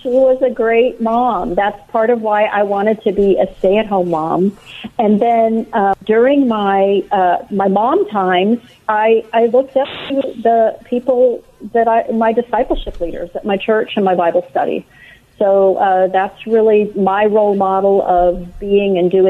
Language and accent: English; Missouri, United States; now in Austin, United States; I grew up in Missouri as just a normal little student.